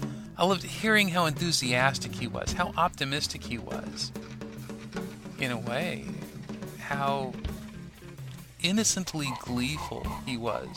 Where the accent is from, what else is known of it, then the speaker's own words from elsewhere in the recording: Rexburg, Idaho, United States; I'm from Rexburg, Idaho.